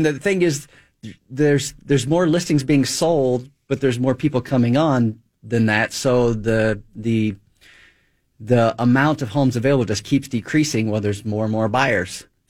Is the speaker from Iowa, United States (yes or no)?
no; Georgia, United States; moved away as an adult; now in Minnesota, United States; I moved up here about 20 years ago. I'm originally from Georgia. I don't know if you caught the accent or not